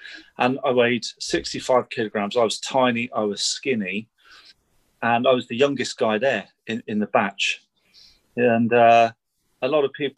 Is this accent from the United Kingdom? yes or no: yes; Heath and Reach, East of England, United Kingdom; I grew up in Bedfordshire.